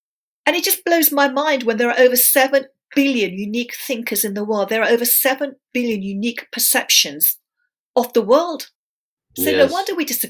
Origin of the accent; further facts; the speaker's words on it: London, United Kingdom; also born or lived in India / England; They came over to England in the early 60s. I was born in London. And then they sent me back to India to live with my extended family, my mum's extended family. And my mum and dad and my brother and sister stayed in England. And then I came back into the family when I was five